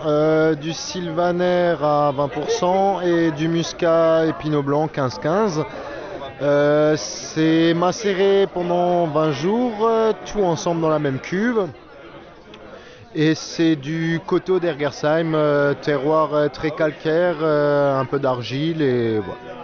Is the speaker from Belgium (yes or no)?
yes; Belgium; je viens de Belgique et que je suis en Alsace